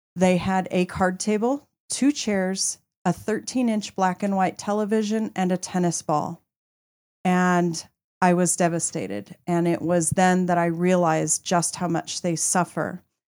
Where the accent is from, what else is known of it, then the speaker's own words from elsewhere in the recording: Colorado, United States; I am actually a Colorado native